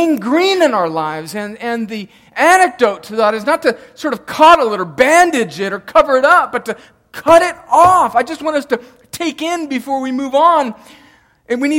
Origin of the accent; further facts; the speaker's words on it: El Centro, California, United States; we grew up right on the Mexican border, El Centro, California